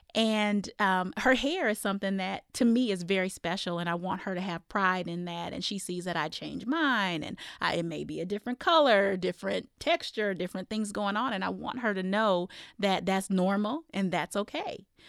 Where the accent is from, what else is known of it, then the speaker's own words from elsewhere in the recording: Iowa, United States; now in Arizona, United States; I grew up in Iowa